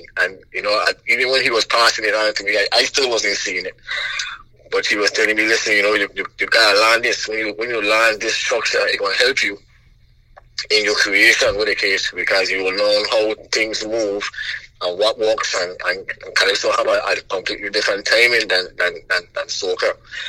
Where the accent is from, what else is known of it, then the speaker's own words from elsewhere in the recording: St. Croix, U.S. Virgin Islands; St. Croix wasn't bad for me. We didn't have much, but my father had actually left when I was pretty young.